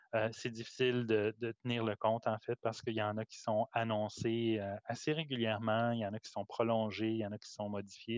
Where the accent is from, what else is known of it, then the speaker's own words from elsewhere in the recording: Canada; En tant que Canadien, Nord-Américain